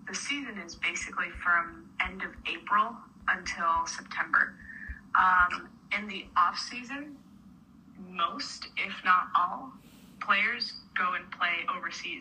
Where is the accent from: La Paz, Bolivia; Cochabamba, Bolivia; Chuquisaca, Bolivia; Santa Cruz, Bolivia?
La Paz, Bolivia; moved away as an adult; now in Connecticut, United States; So I was born and raised in Bolivia, and I moved to Connecticut to go to college.